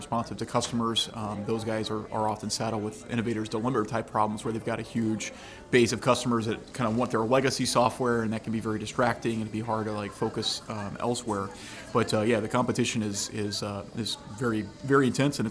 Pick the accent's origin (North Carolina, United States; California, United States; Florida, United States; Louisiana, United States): Louisiana, United States; also born or lived in Dallas / Charlotte; I'm from Louisiana. I've lived in Louisiana most of my life.